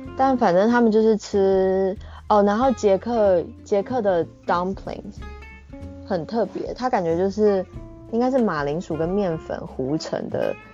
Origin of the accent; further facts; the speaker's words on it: Taiwan; moved away as an adult; also born or lived in Czech Republic; now in Japan; 身为台湾人